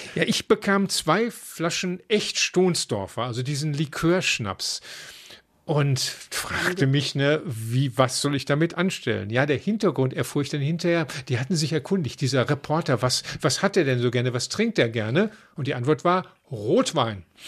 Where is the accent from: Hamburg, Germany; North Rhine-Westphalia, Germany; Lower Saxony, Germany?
North Rhine-Westphalia, Germany; Dortmund; wir als Dortmunder